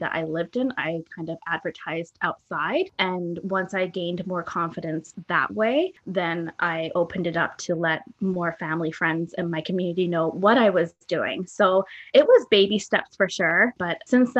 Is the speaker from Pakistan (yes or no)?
no; England, United Kingdom; now in Canada; I don't have a huge amount of family here in Canada. I'm originally from England